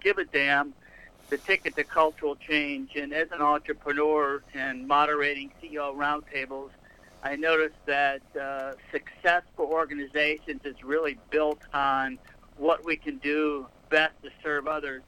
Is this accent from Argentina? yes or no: no; Rochester, New York, United States; also born or lived in Boston; now in New Orleans, United States; I'm actually based out of New Orleans. I'm originally from Rochester, New York